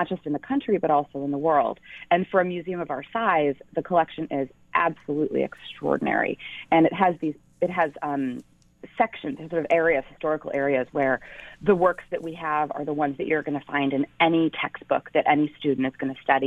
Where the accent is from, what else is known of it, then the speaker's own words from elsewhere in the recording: Midwest, United States; also born or lived in Ithaca, New York / Connecticut; now in Buffalo, United States; I grew up in the Midwest